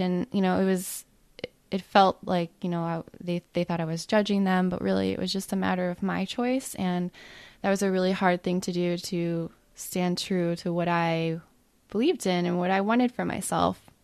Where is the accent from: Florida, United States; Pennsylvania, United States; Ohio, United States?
Ohio, United States; I grew up in the Midwest in Ohio on fast food and mac and cheese and Pop Tarts